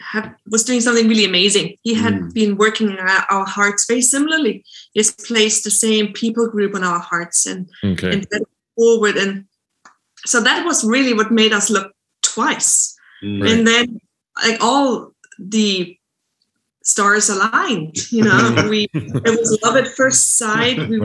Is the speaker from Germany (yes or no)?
yes; near the French-Swiss border, Black Forest, Baden-Württemberg, Germany; now in Birmingham, United Kingdom; I was born in Germany on the French-Swiss border, beginning of the Black Forest. And that's where I was brought up. I'm a village girl